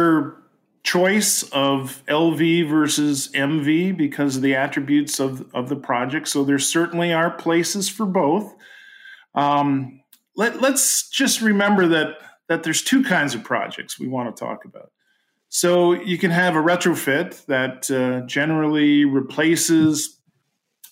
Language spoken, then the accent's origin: English; Canada; I'm Canadian